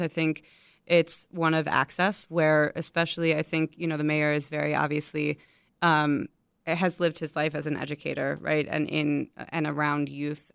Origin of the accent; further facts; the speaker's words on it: Chicago, Illinois, United States; I'm from Chicago, born and raised in Chicago